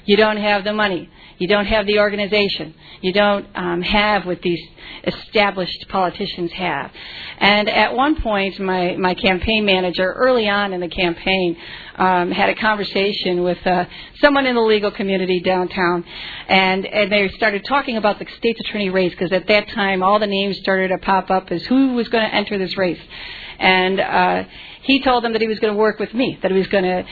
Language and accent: English; Chicago, Illinois, United States; I was born in Pilsen, in the city of Chicago. I grew up in a very humble home